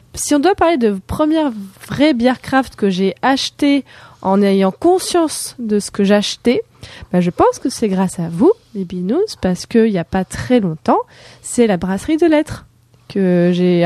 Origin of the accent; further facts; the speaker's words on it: Morocco; moved away; j'ai grandi au Maroc